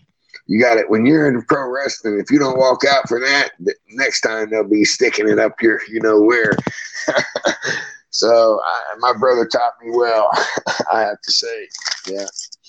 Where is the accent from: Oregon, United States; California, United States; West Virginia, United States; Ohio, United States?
West Virginia, United States; born there; also born or lived in Florida; He helped me a lot in Florida, because that's where I spent 50 years. Besides, I was born in West Virginia. That's where I'm at now.